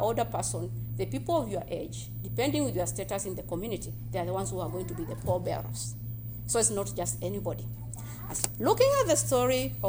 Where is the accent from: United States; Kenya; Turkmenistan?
Kenya; moved away; I am from Kenya. And in our culture back in Kenya